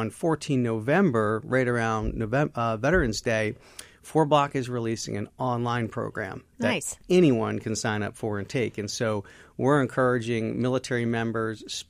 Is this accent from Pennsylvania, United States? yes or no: yes; Philadelphia, Pennsylvania, United States; my hometown, Philadelphia